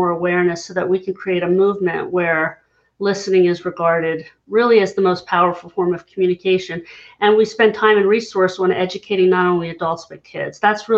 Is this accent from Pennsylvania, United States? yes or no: yes; Hershey, Pennsylvania, United States; I'm from Hershey, Pennsylvania, for anybody who knows, Chocolate Town, USA. I smelled more manure than chocolate growing up because I lived just 10 minutes outside the town, very rural.